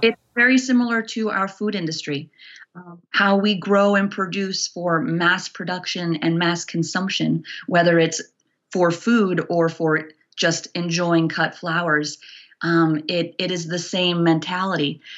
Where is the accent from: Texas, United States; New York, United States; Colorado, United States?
New York, United States; New York City; moved away as an adult; also born or lived in Los Angeles; now in Bozeman, United States; I grew up in New York City.